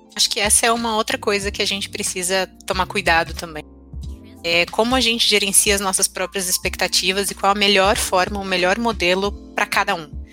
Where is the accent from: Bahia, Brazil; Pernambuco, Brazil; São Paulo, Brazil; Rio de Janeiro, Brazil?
São Paulo, Brazil; eu moro, sou de São Paulo